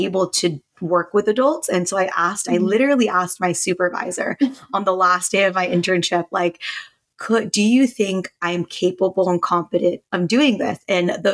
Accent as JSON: {"language": "English", "country": "United States", "said": "I am a Filipino American, and so I grew up in an Asian household"}